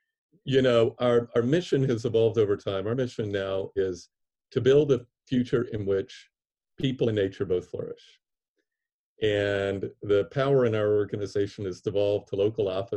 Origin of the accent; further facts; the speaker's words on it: Atlanta, Georgia, United States; I grew up in Atlanta in the city of Martin Luther